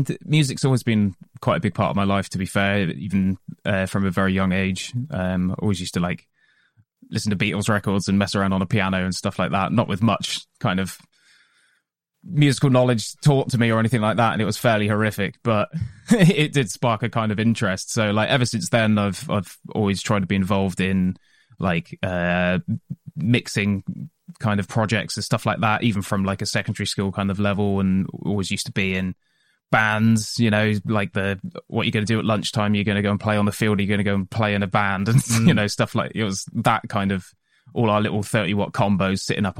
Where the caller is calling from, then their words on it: Taunton, South West England, United Kingdom; We are based around the Taunton area, so just outside of Taunton, in an industrial unit out there.